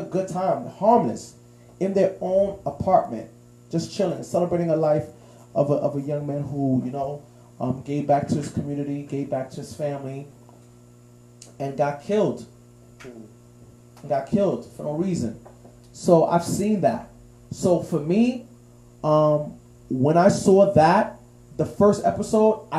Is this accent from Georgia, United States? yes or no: no; New York City, New York, United States; growing up in the Heights